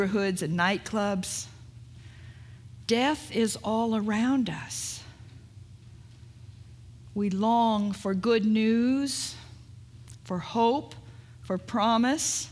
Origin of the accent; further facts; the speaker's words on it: California, United States; also born or lived in Oregon; I'm from California.